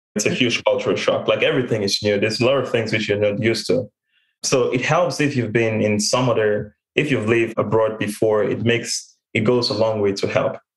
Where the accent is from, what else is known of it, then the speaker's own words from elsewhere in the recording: Cameroon; moved away as an adult; also born or lived in Texas; now in United States; I was born and raised in Cameroon